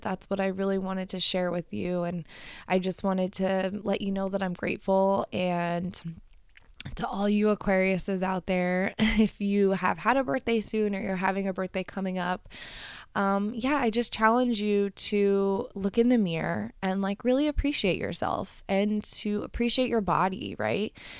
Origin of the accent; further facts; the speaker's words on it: Colorado, United States; moved away; I grew up in Colorado